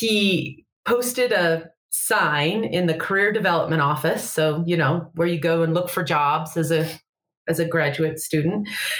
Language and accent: English; Oregon, United States; moved away as an adult; also born or lived in Atlanta; now in Salt Lake City, United States; I'm from Oregon, so it was a lot closer to home.